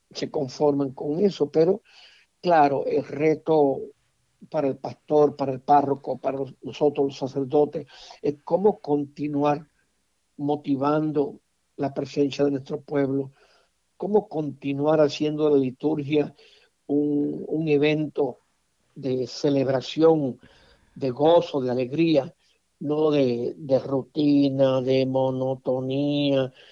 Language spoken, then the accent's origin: Spanish; Mexico; Con todo respeto a mi pueblo mexicano, yo considero al pueblo mexicano extremadamente machista.